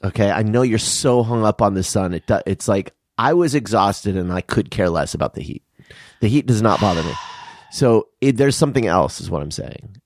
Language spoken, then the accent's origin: English; Tucson, Arizona, United States; now in California, United States; I'm from Tucson